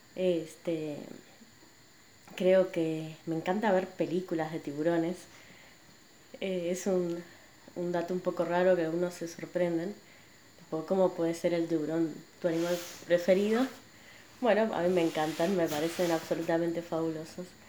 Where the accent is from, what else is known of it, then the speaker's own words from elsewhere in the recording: Buenos Aires, Argentina; nací y crecí acá en Buenos Aires